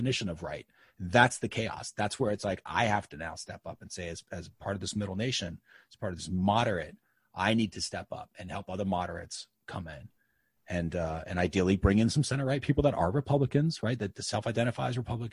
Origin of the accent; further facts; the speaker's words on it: United States; as an American